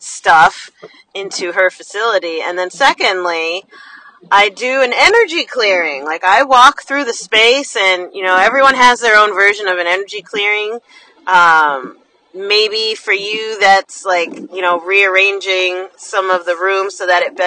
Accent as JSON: {"language": "English", "region": "New Jersey", "country": "United States", "said": "I'm from New Jersey, so when we say the city, that means New York City"}